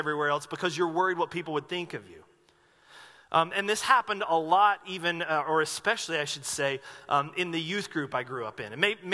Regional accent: Asheville, North Carolina, United States; moved away as an adult; now in Medford, United States; When I was growing up in Asheville, North Carolina, going to this church

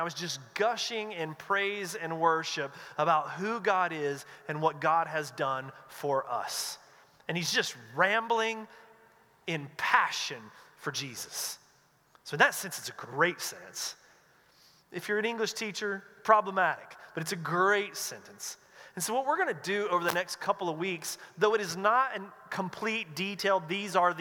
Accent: North Carolina, United States; moved away as an adult; now in West Coast, United States; I grew up in North Carolina in a Southern Baptist church

